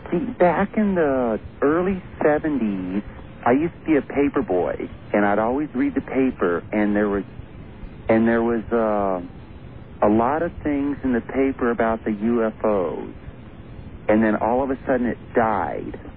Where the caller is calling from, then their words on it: Vermont, United States; Uh, Vermont.